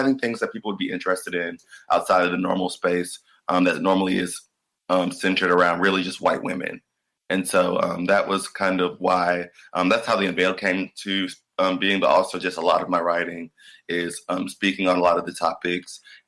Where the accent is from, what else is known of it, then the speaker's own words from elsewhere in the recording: Atlanta, Georgia, United States; I identify as a creative. I'm from Atlanta, Georgia.